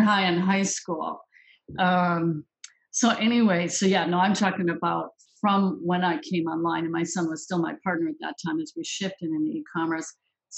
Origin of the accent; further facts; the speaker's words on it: Minneapolis, Minnesota, United States; that's my hometown. I was born in Minneapolis